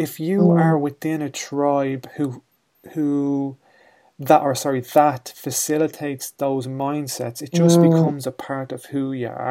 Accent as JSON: {"language": "English", "country": "Ireland", "tie": "born or raised there", "said": "we're from Ireland here, and I grew up in a community"}